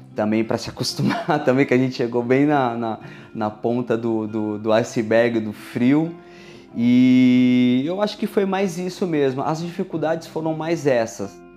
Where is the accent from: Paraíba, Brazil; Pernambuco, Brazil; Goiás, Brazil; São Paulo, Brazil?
São Paulo, Brazil; moved away as an adult; also born or lived in Ilha Solteira, Brazil; now in Braga, Portugal; Eu sou do Brasil, São Paulo capital nós éramos de São Paulo, São Paulo capital, mudamos para São Paulo interior